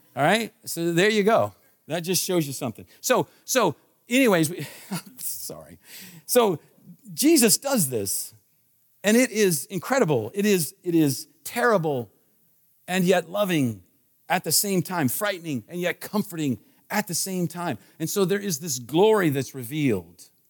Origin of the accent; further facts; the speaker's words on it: Washington, District of Columbia, United States; I was born in Washington, D C